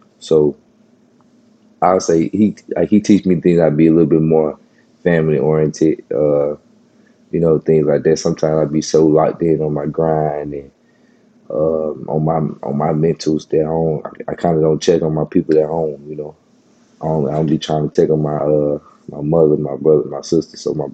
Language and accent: English; Horn Lake, Mississippi, United States; I grew up in Horn Lake